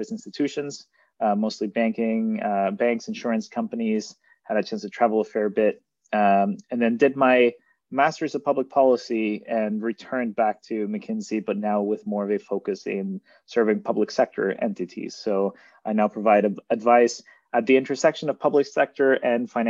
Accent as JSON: {"language": "English", "town": "Monterrey", "region": "Nuevo León", "country": "Mexico", "tie": "born or raised there", "moved": "as an adult", "lives_now": "Toronto, Canada", "said": "I grew up in Mexico, in Monterrey, Mexico, and moved to Canada in 2009 to attend Queen's"}